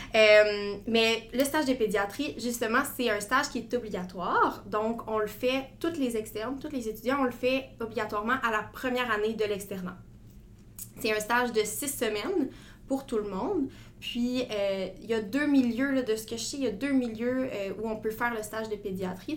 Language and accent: French; Gatineau, Quebec, Canada; moved away as an adult; now in Quebec City, Canada; je viens de Gatineau. Je vivais à Gatineau avant. ma famille est encore là présentement